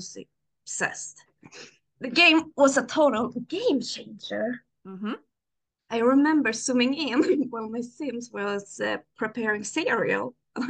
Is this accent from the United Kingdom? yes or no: no; Sweden; I'm 29 years old. And I'm from Sweden.